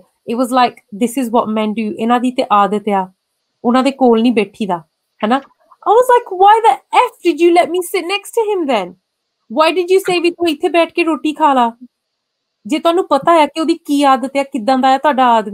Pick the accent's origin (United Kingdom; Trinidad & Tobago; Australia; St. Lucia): United Kingdom; England; I'm born and raised in England